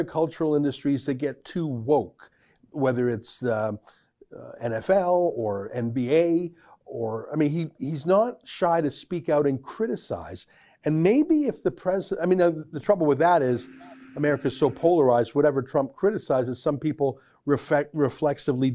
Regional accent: Canada; I'm a Canadian journalist and author

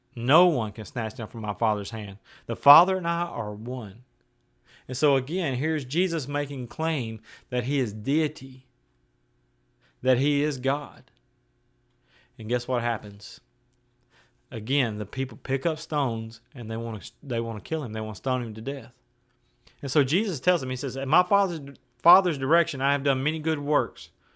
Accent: West Tennessee, United States; now in Maryville, Tennessee, United States; I'm from West Tennessee where there was beans and cotton.

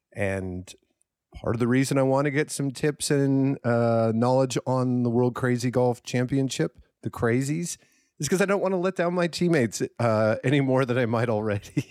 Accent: Minnesota, United States; growing up in Minnesota

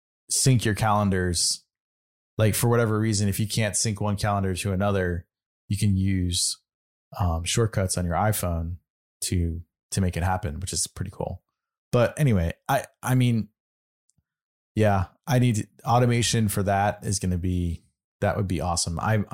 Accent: Michigan, United States; accent: North Michigan; I'm from the North Michigan accent.

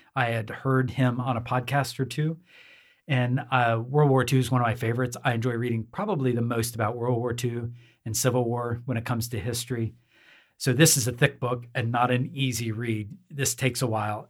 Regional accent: near Oklahoma City, United States; moved away; Oklahoma is my home state. Uh, Oklahoma City, I was born close to it, grew up close to it

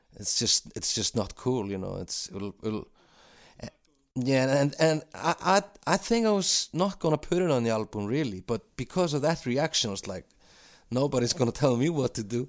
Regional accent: Iceland; also born or lived in London; we're two guys from Iceland

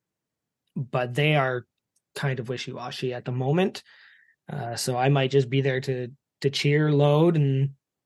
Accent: Canada; accent: East Coaster; As a Canadian

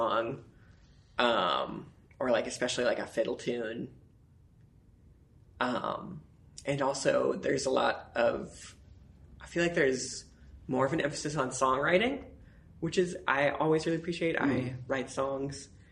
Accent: Colorado Springs, Colorado, United States; also born or lived in Santa Fe, New Mexico / Denver, Colorado; I grew up in Colorado Springs

